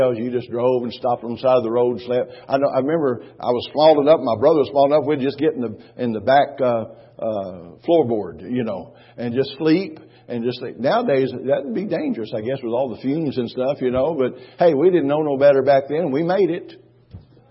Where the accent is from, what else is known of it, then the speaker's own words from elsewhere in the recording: Texas, United States; I was from Texas